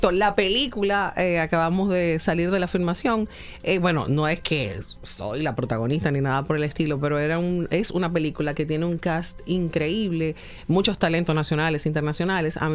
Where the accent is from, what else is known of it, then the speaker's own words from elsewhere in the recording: Dominican Republic; regreso a República Dominicana y sí puedo decir que soy profeta en mi tierra.